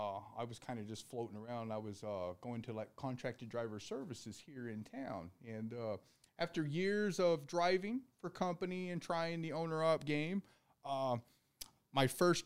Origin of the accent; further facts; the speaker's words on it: the South, United States; also born or lived in Tennessee; now in Phoenix, United States; I'm from the South. That's what we're taught to do is talk to everybody.